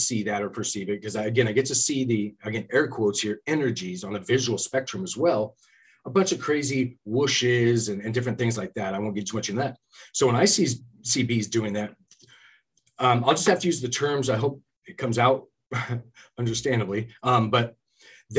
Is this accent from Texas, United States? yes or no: no; California, United States; also born or lived in Gold Bar, Washington; now in Washington, United States; I'm from California myself.